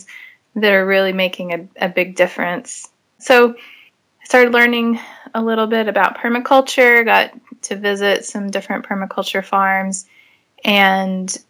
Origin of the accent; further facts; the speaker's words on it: Amarillo, Texas, United States; moved away as an adult; I grew up in Amarillo, which is the High Plains area